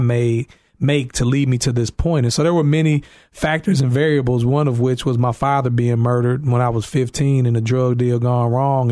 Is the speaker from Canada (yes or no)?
no; East St. Louis, Illinois, United States; moved away as an adult; now in Carol Stream, United States; I'm from East Saint Louis, Illinois